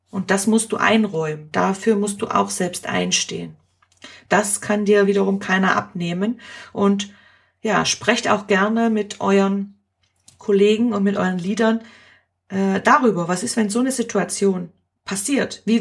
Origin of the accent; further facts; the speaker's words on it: Germany; now in Switzerland; warum hier überhaupt äh, ich als Deutsche arbeite und äh, ich solle gehen.